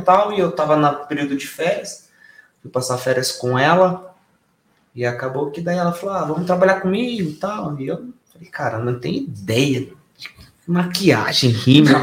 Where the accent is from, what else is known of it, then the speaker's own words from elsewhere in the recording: São Roque, São Paulo, Brazil; todos nós somos de São Roque. Nas, uhum. Nascidos, criados